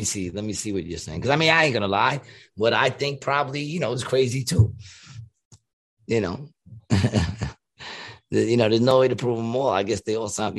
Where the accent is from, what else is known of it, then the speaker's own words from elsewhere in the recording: New York, United States; I grew up in New York